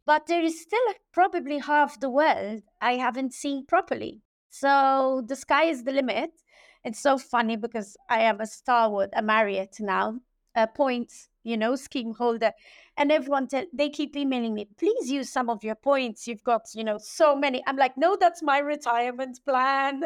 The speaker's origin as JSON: {"language": "English", "country": "Malta", "tie": "born or raised there", "also_born_or_lived": "Germany / Southampton, United Kingdom / London, United Kingdom", "said": "I was born and bred in Malta"}